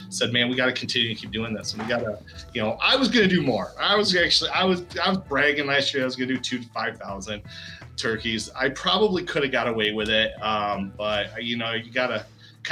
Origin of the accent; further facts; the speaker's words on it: Davison, Michigan, United States; I'm from Davison, just outside of Flint, about 10 miles outside of Flint